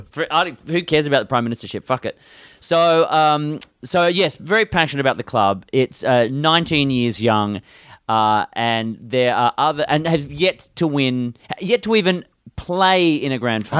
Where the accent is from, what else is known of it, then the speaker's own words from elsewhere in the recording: West Coast of Australia, Western Australia, Australia; I'm from the West Coast of Australia